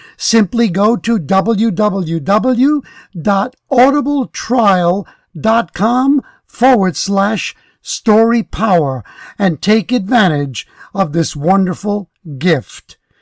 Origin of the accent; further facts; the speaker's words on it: New York, United States; I grew up in New York, and I grew up there during the time that Malcolm X was alive